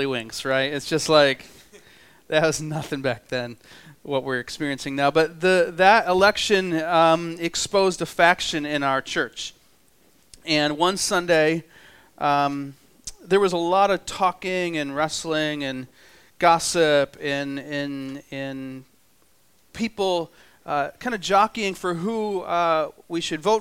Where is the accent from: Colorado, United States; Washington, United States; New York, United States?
New York, United States; I'm from New York, and we have about a foot of snow there right now